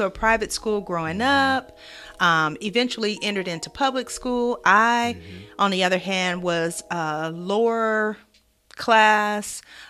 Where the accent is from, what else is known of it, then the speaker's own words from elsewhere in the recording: Wichita, Kansas, United States; I'm from Wichita, Kansas.